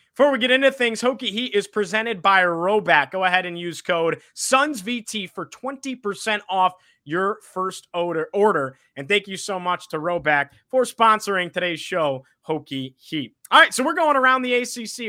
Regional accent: Syracuse, New York, United States; I'm from Syracuse. A lot of people know that. Um, I grew up a huge Syracuse fan

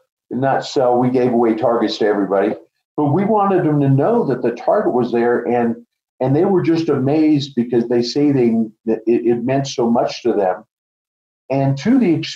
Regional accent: Colorado, United States; I'm a fifth generation Coloradoan. So I am from Colorado

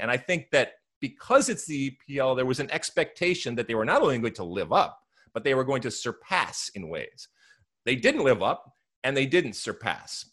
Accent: United States; as an American

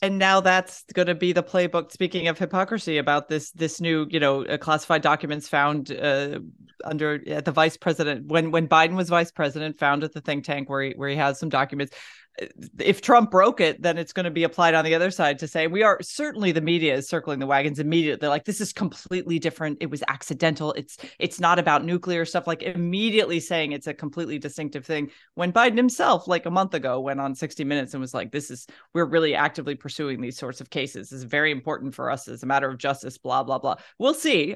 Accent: Florida, United States; I grew up in Florida

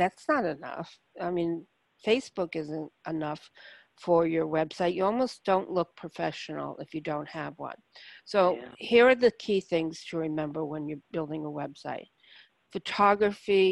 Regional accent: New York City, New York, United States; I grew up in Brooklyn

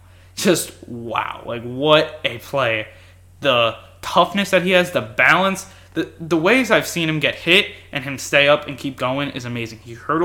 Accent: New York, United States; I'm from New York

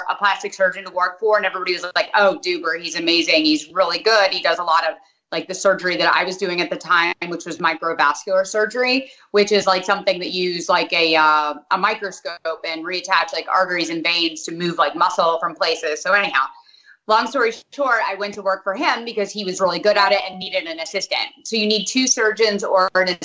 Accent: Hartford, Connecticut, United States; also born or lived in South Windsor, Connecticut; now in Dallas, United States; Yes, I was born in Hartford.

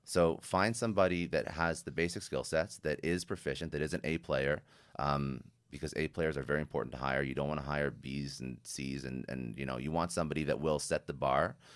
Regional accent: Canada; I'm Canadian

